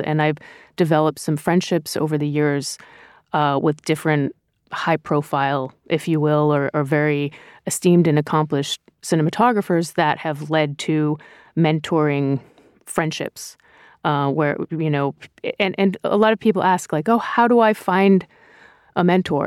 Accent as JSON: {"language": "English", "region": "Rhode Island", "country": "United States", "tie": "born or raised there", "also_born_or_lived": "New York", "moved": "as an adult", "said": "I grew up in Rhode Island."}